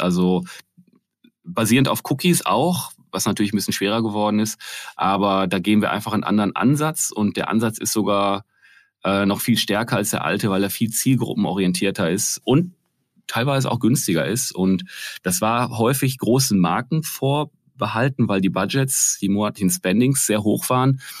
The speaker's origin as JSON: {"language": "German", "area": "Ruhr area, near Essen", "region": "North Rhine-Westphalia", "country": "Germany", "tie": "born or raised there", "said": "dass Malte Krüger aus Essen kommt, und zwar der ist groß geworden, ich glaube, lass es wenn überhaupt zehn Kilometer von da sein, wo ich groß geworden bin"}